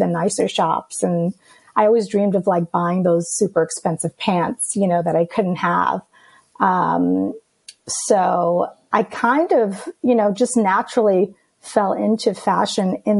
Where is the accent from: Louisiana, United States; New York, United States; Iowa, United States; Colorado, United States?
New York, United States; New York City; first language Greek; English is a second language; I grew up in Queens, in Astoria, New York